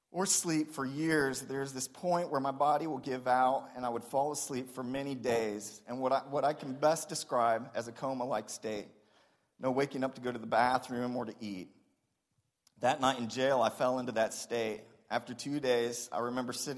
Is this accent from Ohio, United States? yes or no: yes; Springfield, Ohio, United States; I was born in Springfield, Ohio